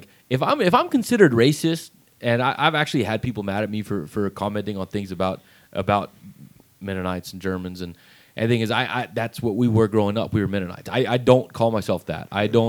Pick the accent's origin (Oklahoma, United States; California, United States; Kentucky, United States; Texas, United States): Texas, United States; Seminole; also born or lived in Lamesa, Texas; I grew up here. I was born and raised in Texas. I was born in La Mesa, raised right here in Seminole.